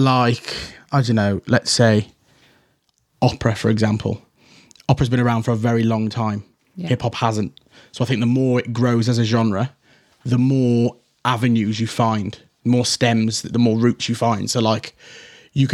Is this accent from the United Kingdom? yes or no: yes; Shrewsbury, West Midlands, United Kingdom; I was very young, and to be from Shrewsbury and trying to be a rapper